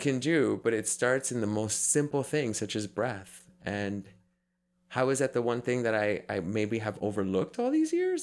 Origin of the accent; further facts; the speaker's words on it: New York City, New York, United States; growing up in New York City, I was in that culture for a big chunk of my life